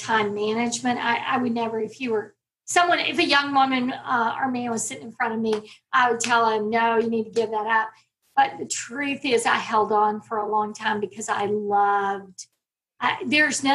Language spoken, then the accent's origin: English; Texas, United States; I'm a Texas girl. I always tell my children that I was born in Texas and I plan to die in Texas